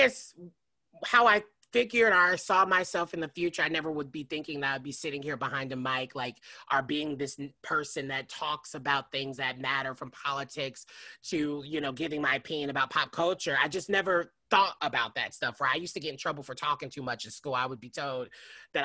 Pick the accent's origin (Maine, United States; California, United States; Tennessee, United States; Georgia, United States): Tennessee, United States; Nashville; moved away as an adult; also born or lived in New York; now in Los Angeles, United States; I'm originally from Nashville, Tennessee. I've been in Los Angeles for going on 6 years now